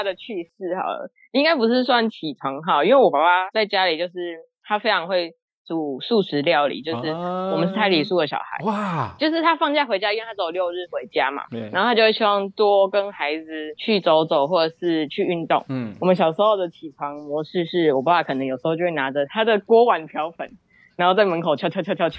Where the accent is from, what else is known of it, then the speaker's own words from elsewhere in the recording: Kaohsiung, Taiwan; 我是高雄人，